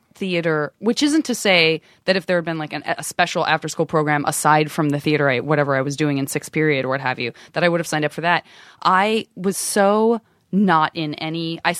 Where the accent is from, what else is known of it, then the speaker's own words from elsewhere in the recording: Tucson, Arizona, United States; moved away; A lot of people think I'm from Savannah. I'm from Tucson.